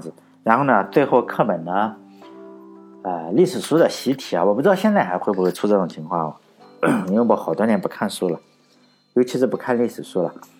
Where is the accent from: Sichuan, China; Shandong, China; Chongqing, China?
Shandong, China; 我老家是山东的